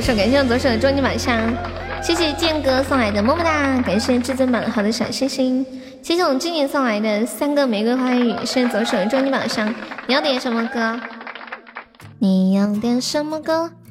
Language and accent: Chinese; Sichuan, China; accent: Sichuanese; 我们四川话说给你一脚就给你一酒